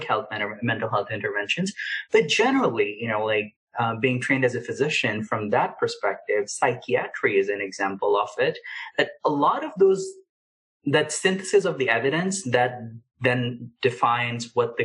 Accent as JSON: {"language": "English", "country": "Pakistan", "tie": "born or raised there", "moved": "yes", "said": "I grew up in Pakistan"}